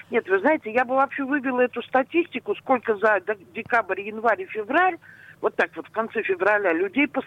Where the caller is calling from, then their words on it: Pushkin, Saint Petersburg, Russia; Здравствуйте, я вот из Пушкина вас беспокою.